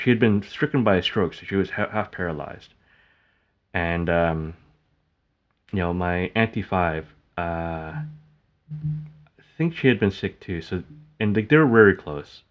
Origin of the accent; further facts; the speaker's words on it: Canada; I call it back home, even though, like, I was born in Canada.